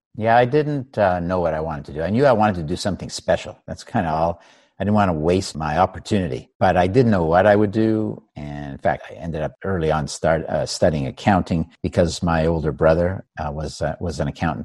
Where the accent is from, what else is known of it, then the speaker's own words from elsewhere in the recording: Montreal, Quebec, Canada; I grew up in Canada, in Montreal.